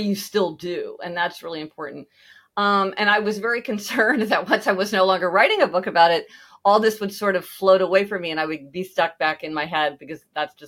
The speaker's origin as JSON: {"language": "English", "town": "Kansas City", "region": "Missouri", "country": "United States", "moved": "yes", "said": "I'm from Kansas City"}